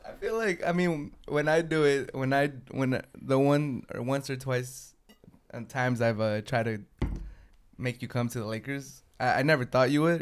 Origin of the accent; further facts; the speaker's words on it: San Diego, California, United States; I'm from San Diego, and for the Dodgers, it's always beat L